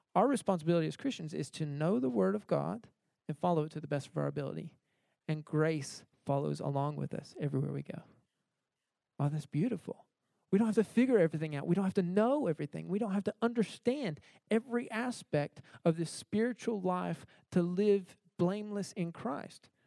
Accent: United States; moved away as an adult; I grew up in America, uh, so I was used to uh, grocery stores

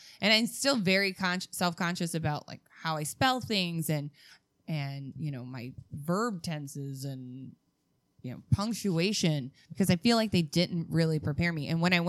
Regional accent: Calumet City, Illinois, United States; Well, I grew up in Calumet City. Calumet City is the first suburb south of the city of Chicago.

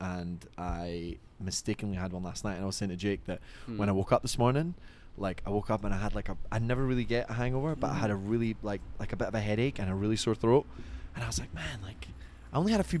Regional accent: Scotland, United Kingdom; now in United States; and I'm Scottish

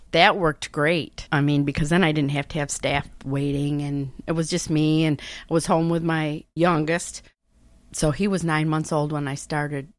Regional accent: Naples, New York, United States; from Naples, New York. I've lived here all my life

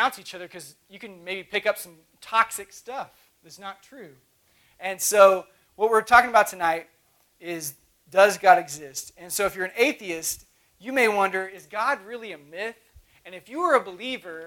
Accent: Oklahoma, United States; moved away; I'm from Oklahoma originally.

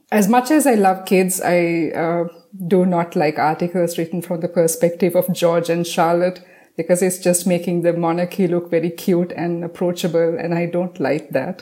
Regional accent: Sri Lanka; I'm from Sri Lanka

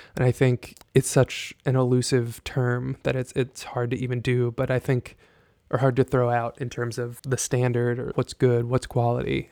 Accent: Jasper, Texas, United States; moved away; I grew up in Jasper, Texas

